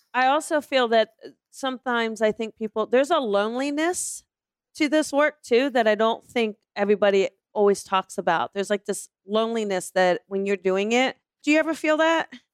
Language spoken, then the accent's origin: English; East Coast, United States; I'm from the East Coast